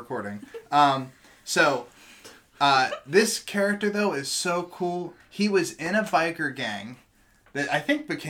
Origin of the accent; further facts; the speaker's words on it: Pittsburgh, Pennsylvania, United States; accent: Pittsburgh; Must be my Pittsburgh accent.